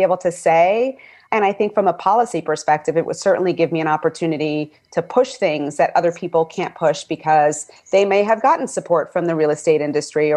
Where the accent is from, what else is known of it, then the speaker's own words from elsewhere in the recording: New York City, New York, United States; I was born and raised in Bed-Stuy